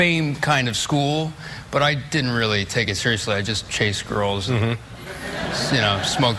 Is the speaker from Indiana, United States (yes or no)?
no; San Francisco, California, United States; also born or lived in Daly City, California; I grew up in San Francisco, went to high school there, and then I would visit in New York in the summers with my mom.